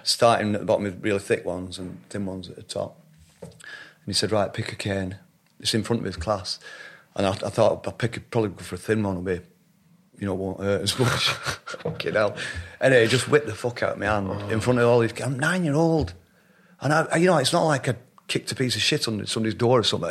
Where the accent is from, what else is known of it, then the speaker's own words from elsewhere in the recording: Shaw, North West England, United Kingdom; also born or lived in Middleton / Royton; I grew up in a little town called Shaw, just outside Oldham